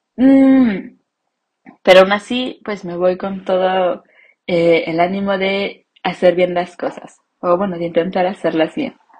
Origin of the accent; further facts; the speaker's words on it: Mexico; first language Spanish; moved away as an adult; mi identidad como mexicana